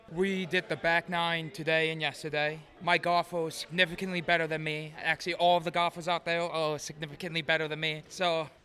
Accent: Norwalk, Connecticut, United States; I'm from Norwalk, Connecticut

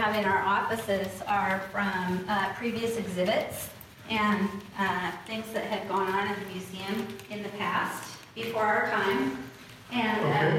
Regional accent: Oregon, United States; now in Arizona, United States; I am originally from Oregon.

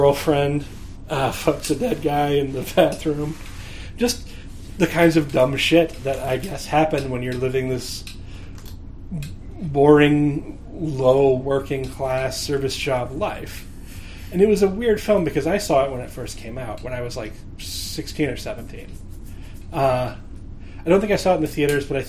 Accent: Omaha, Nebraska, United States; growing up in Nebraska. Like, in this place where there's, like, Omaha's a big enough city

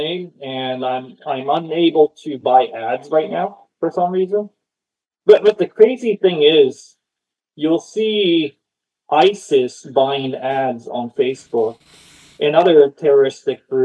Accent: Japan; also born or lived in Oakland, California; now in Austin, United States; I'm from Japan

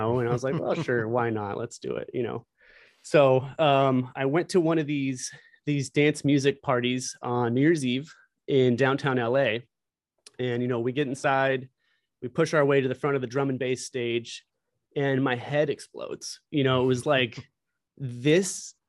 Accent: Rancho Cucamonga, California, United States; I grew up in Rancho Cucamonga

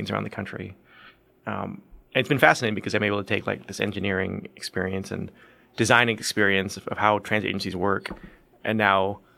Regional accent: Portland, Oregon, United States; also born or lived in Boston / San Francisco; now in New York, United States; I was born in Portland, Oregon

